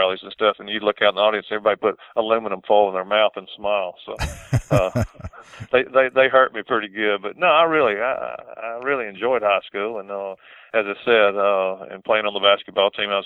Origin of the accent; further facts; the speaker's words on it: Montgomery, Alabama, United States; Montgomery, my hometown here